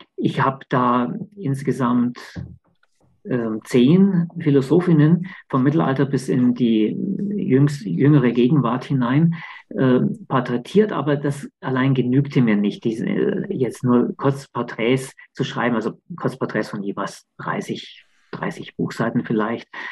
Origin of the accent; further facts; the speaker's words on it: Königsbrunn, Bavaria, Germany; moved away; also born or lived in Augsburg; Ich, ich bin ja in der Nähe von Augsburg aufgewachsen, in Königsbrunn